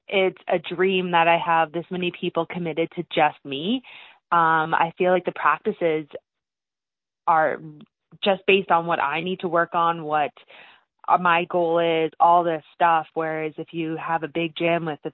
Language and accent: English; Lethbridge, Alberta, Canada; I'm from Lethbridge